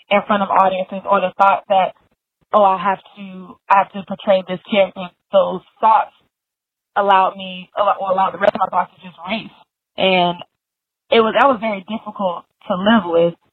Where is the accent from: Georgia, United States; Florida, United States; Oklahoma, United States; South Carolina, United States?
South Carolina, United States; Columbia; I'm from Columbia, South Carolina, in Brent House